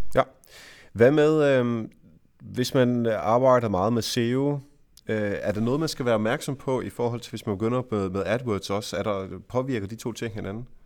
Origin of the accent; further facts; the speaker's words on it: Jutland, Denmark; jeg er jo jyde